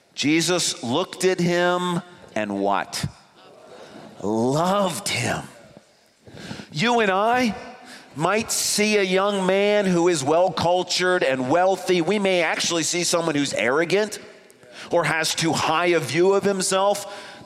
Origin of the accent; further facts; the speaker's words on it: East Grand Rapids, Michigan, United States; I grew up in East Grand Rapids